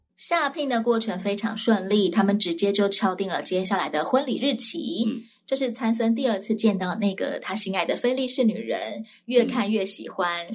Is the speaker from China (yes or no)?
no; southern Taiwan, Taiwan; moved away; also born or lived in Taipei; 有一次我在台北收到了我家乡教会传来的。